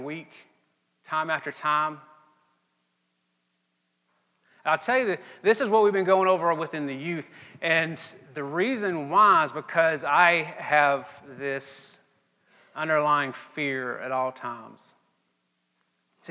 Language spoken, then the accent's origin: English; Mississippi, United States; I'm from Mississippi and this is just what Mississippians